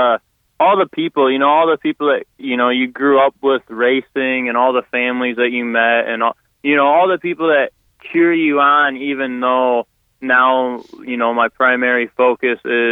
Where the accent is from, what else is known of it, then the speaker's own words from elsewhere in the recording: Sterling, Illinois, United States; I'm from Sterling, Illinois.